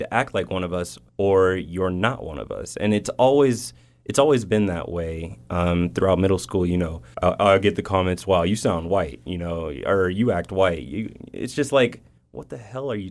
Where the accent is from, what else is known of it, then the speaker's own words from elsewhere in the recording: Las Vegas, Nevada, United States; moved away as an adult; also born or lived in East St. Louis, Illinois; now in Reno, United States; I'm from Las Vegas, Nevada